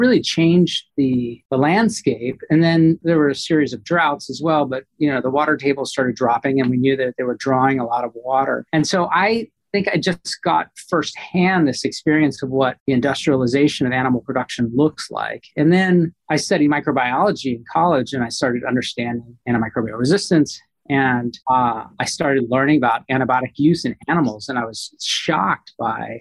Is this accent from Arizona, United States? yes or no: yes; Phoenix, Arizona, United States; also born or lived in central Texas; I was born in Phoenix, Arizona, out west, but my family had a cattle ranch in central Texas. And so we would leave the dry heat of Arizona for the moist, humid heat of Texas every summer.